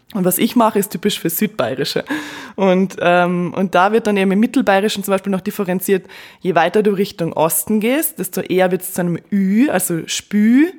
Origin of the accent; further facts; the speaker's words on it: Carinthia, Austria; accent: Southern Bavarian (Carinthian); now in Vienna, Austria; ich komme aus Kärnten